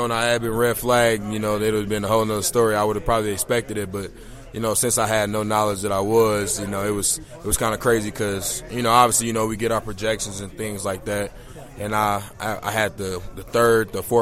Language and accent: English; Chicago, Illinois, United States; I'm from Chicago, Illinois.